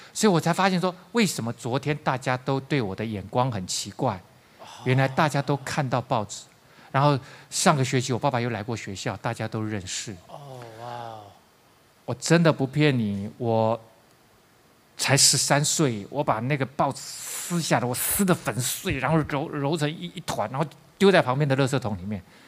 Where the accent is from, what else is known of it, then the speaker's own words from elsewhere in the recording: Taiwan; 我是台湾人嘛